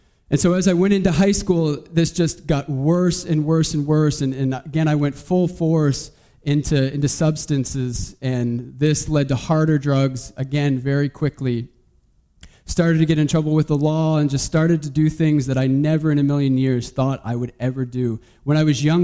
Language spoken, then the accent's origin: English; Saint John, New Brunswick, Canada; also born or lived in Moncton; so I'm from St. John